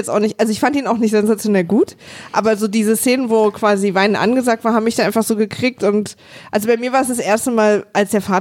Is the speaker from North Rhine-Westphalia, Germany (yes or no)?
no; Berlin, Germany; Na, Berlin. Äh, na, okay. Und dann die nächste Frage ist immer Ost oder West, die ich dann gestellt bekomme.